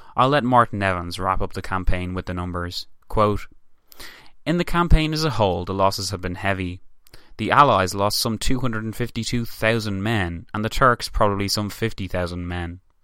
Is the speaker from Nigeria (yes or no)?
no; Ireland; me as an Irish man